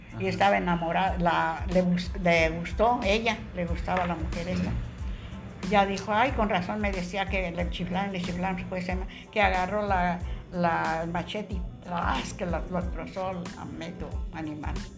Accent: Morelia, Michoacán, Mexico; now in Colima, Mexico; de Morelia, De Michoacán

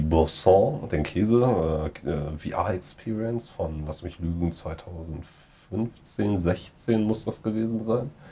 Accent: Germany; als Deutscher

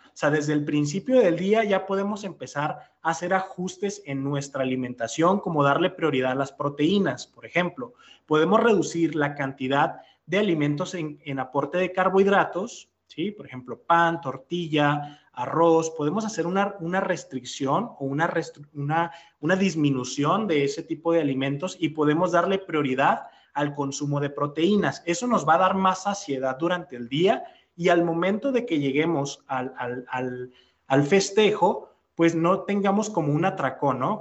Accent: Mexico; nos caracterizamos como mexicanos

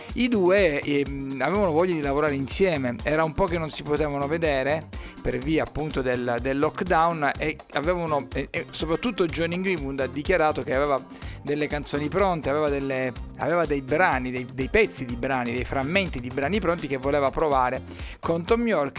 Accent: Sicily, Italy

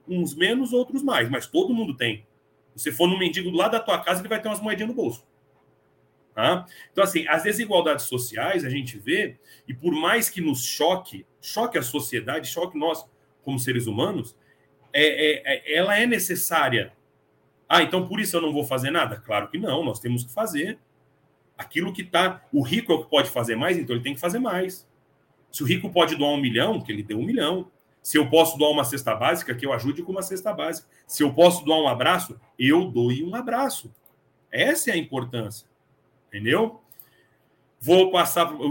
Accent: São Paulo, Brazil; moved away as an adult; now in Franca, Brazil; Eu sou de São Paulo, morei 23 anos em São Paulo e vim para Franca.

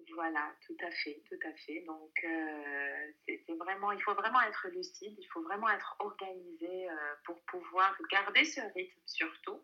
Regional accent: Algeria; je suis algérienne

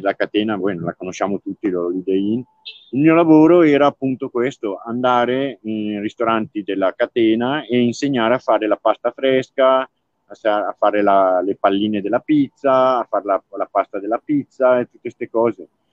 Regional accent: Fara Gera d'Adda, Lombardy, Italy; moved away; io sono nato in un paesino molto piccolo che si chiama Fara Geradadda

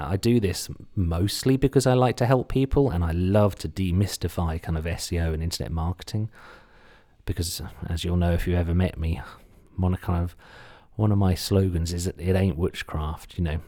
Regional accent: Suffolk, East of England, United Kingdom; accent: slight Suffolk; my slight Suffolk accent or U K accent

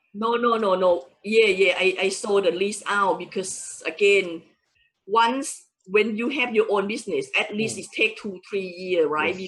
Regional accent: Thailand; English is a second language; moved away as an adult; now in United Kingdom; I original from Thailand hmm. and I came to UK in 1994 just wow. to further my education

